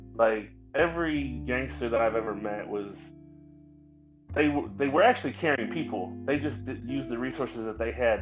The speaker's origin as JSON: {"language": "English", "town": "St. Louis", "region": "Missouri", "country": "United States", "tie": "born or raised there", "moved": "as an adult", "lives_now": "Dallas, United States", "said": "I grew up in North County, St. Louis. Um, I was born in Dallas, but I was raised in St. Louis"}